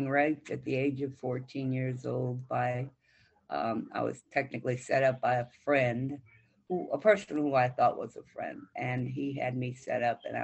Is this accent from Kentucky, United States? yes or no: no; Wayne, Michigan, United States; I grew up in Michigan in the city of Wayne